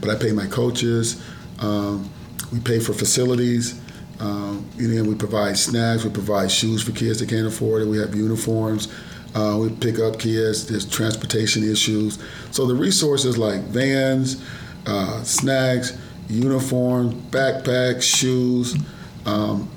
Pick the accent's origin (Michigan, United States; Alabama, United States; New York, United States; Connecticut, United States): Michigan, United States; Detroit; now in Plano, United States; I'm from Detroit